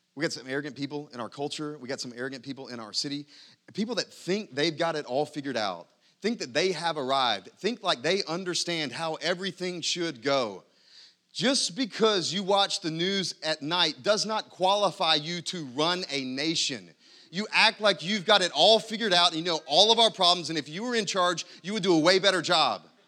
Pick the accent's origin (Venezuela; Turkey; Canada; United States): United States; I'm happy to be an American. I'm glad to be an American.